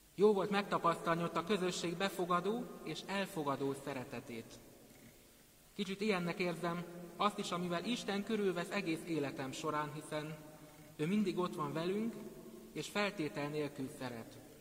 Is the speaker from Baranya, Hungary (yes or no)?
no; Szentendre, Pest, Hungary; also born or lived in Pécs; 17 évvel ezelőtt, mikor Pécsről szüleimmel és ikertestvéremmel felköltöztünk, akkor a Szent András iskolába kezdtem az első osztályt.